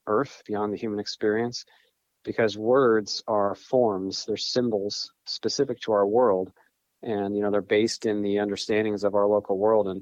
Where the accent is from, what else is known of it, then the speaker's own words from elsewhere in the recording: northwestern Pennsylvania, United States; I grew up in northwestern Pennsylvania. I'm there at the moment